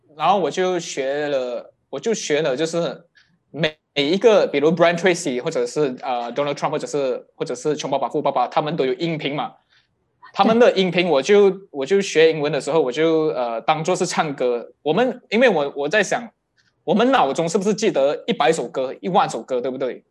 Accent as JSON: {"language": "Chinese", "region": "Kelantan", "country": "Malaysia", "tie": "born or raised there", "moved": "yes", "said": "我的家乡在一个吉兰，叫做吉兰丹"}